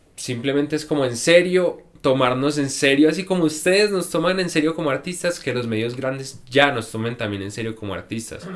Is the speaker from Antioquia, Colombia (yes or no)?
yes; Medellín, Antioquia, Colombia; vengo de Medellín